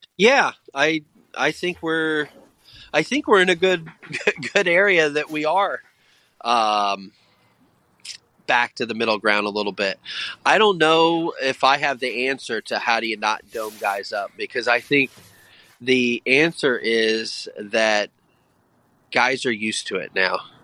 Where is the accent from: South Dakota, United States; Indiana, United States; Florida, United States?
Indiana, United States; also born or lived in Texas; now in Delaware County, Pennsylvania, United States; I'm from Indiana and lived in Texas